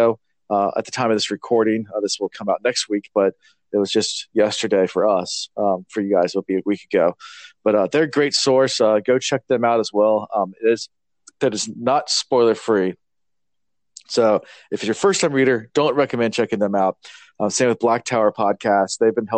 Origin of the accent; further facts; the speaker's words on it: Virginia, United States; we're from Virginia